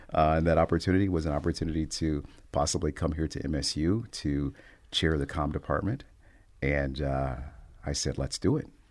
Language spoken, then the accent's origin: English; Cincinnati, Ohio, United States; moved away as an adult; also born or lived in Oklahoma; now in Michigan, United States; my hometown of Cincinnati, Ohio